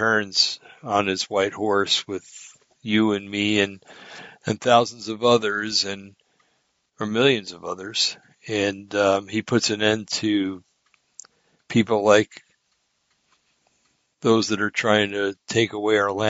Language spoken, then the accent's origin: English; New Jersey, United States; I was born in New Jersey